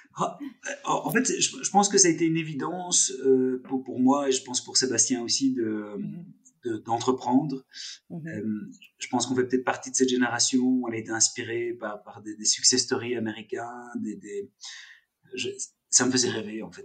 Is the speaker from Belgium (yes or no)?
yes; Brussels, Brussels-Capital Region, Belgium; also born or lived in Geneva; je suis né à Bruxelles.